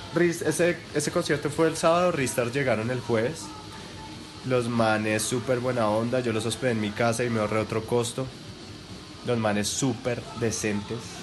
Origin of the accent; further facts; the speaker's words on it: Colombia; yo soy colombiano.